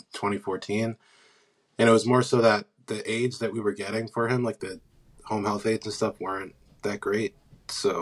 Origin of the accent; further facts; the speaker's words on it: Pennsylvania, United States; I'm from Pennsylvania. I live in Wynwood.